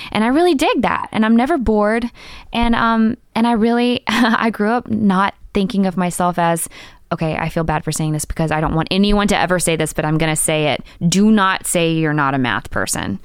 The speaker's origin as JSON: {"language": "English", "town": "Macon", "region": "Georgia", "country": "United States", "tie": "born or raised there", "also_born_or_lived": "Decatur, Georgia", "moved": "as an adult", "lives_now": "Portland, United States", "said": "I taught for three years in my hometown of Macon, Georgia"}